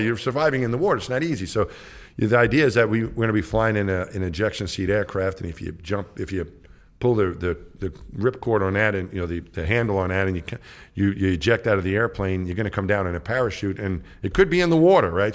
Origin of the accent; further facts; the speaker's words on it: New York, United States; I grew up in New York.